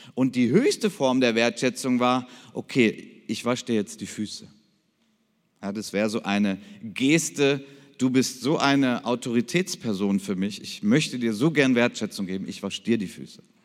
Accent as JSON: {"language": "German", "town": "Krefeld", "region": "North Rhine-Westphalia", "country": "Germany", "said": "ich komme aus Krefeld"}